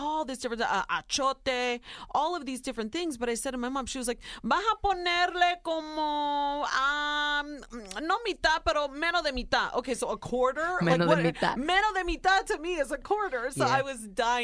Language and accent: English; Ohio, United States; Soy Nicaragüense, but I was born and raised in Ohio